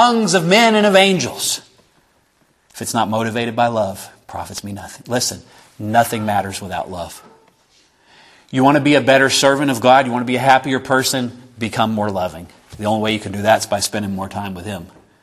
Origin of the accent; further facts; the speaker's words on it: the South, United States; I'm from the South. I'm a Baptist.